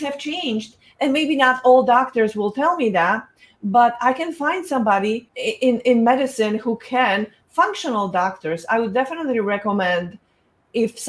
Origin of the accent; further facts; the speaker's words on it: Poland; moved away; I was born in Poland